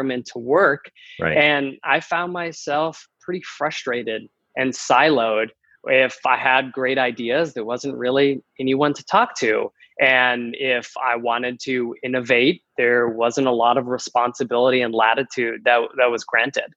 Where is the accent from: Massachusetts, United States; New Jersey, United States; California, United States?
Massachusetts, United States; moved away as an adult; also born or lived in the South; now in San Diego, United States; I'm originally from Massachusetts, born and raised in the cold, and have been trying to get out my entire life